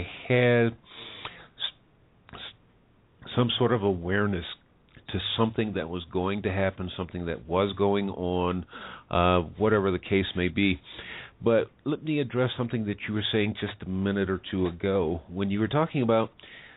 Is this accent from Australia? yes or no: no; United States; now in Mexico; I'm an American, lives in Mexico